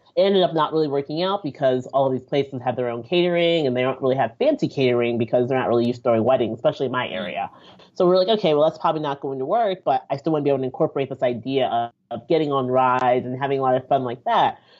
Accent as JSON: {"language": "English", "country": "Nigeria", "said": "I'm Nigerian."}